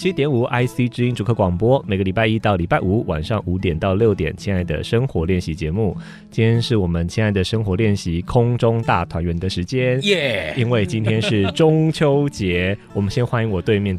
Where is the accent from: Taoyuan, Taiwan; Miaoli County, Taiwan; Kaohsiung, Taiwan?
Kaohsiung, Taiwan; 因为我是高雄人，